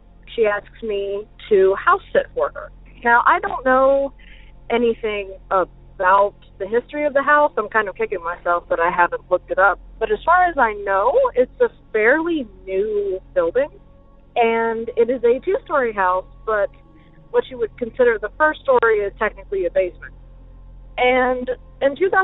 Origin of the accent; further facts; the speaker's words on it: South Carolina, United States; I'm from South Carolina